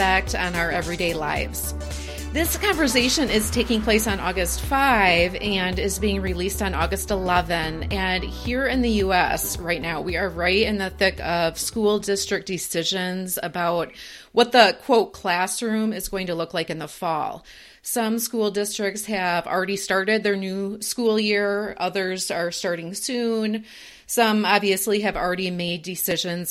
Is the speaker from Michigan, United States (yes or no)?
yes; Michigan, United States; now in Minnesota, United States; I'm originally from Michigan